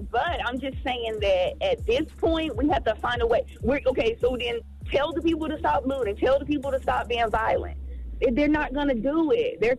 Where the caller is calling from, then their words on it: Georgia, United States; This is …. I'm calling from Georgia.